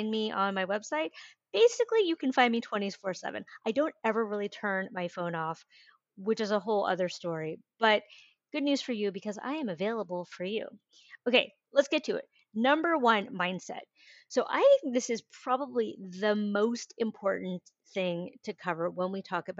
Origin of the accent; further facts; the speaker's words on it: San Francisco, California, United States; I grew up in San Francisco in the 80s and 90s